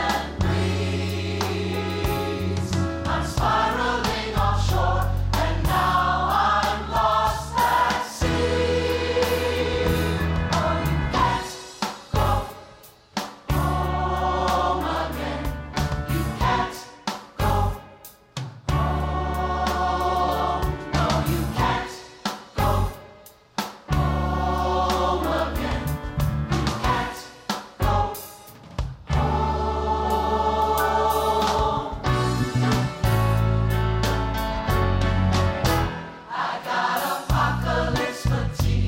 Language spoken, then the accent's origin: English; New York City, New York, United States; as a New Yorker